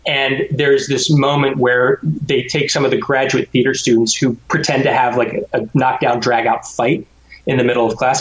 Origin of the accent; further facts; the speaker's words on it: Rydal, Pennsylvania, United States; I grew up in Rydal, Pennsylvania, and went to Abington High School